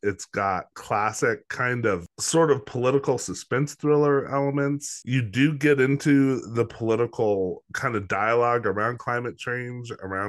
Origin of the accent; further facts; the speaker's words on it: Los Alamos, New Mexico, United States; Well, I'm in Albuquerque. I grew up in Los Alamos. So all northern New Mexico, central New Mexico.